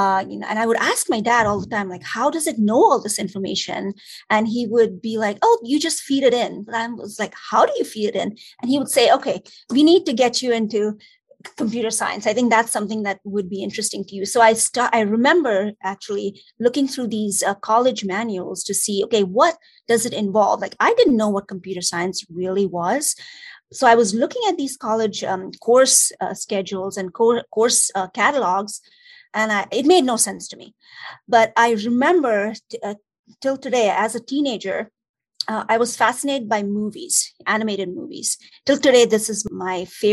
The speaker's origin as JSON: {"language": "English", "town": "Mumbai", "region": "Maharashtra", "country": "India", "tie": "born or raised there", "also_born_or_lived": "Nicosia, Cyprus / United States", "moved": "as an adult", "lives_now": "Lincoln, United States", "said": "I am originally from Mumbai, India. I lived there for 17 years of my life. I went to high school there"}